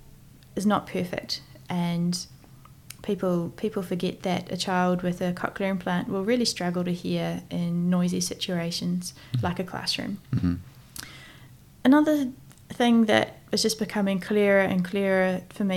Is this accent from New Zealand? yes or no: yes; New Zealand; accent: Kiwi; also born or lived in United Kingdom